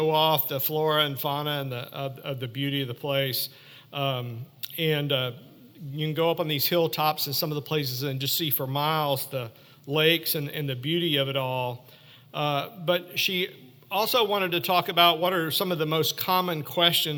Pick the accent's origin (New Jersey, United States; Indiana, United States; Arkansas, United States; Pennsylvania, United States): Arkansas, United States; Ozark Mountains; I grew up in the Ozark Mountains, camping and fishing and hiking a lot in my youth, mostly along the Buffalo River and the White River